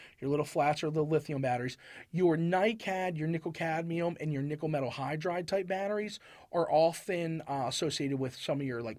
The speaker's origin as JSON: {"language": "English", "area": "Harford County", "region": "Maryland", "country": "United States", "tie": "born or raised there", "moved": "yes", "said": "I'm from Maryland."}